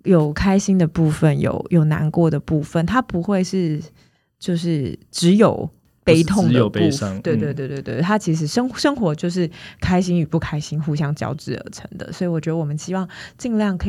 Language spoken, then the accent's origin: Chinese; Taiwan; 我们都是在台湾长大的，